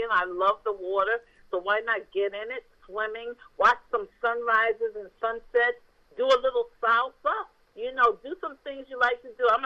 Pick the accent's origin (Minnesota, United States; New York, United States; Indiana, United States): New York, United States; New York City; So I'm from New York, New York.